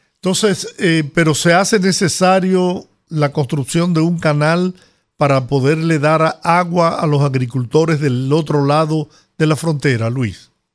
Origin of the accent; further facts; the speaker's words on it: Dominican Republic; nuestro país